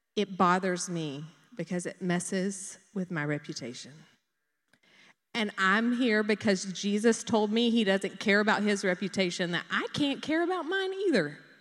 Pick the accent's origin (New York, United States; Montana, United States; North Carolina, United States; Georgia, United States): Georgia, United States; Dublin; I grew up in Dublin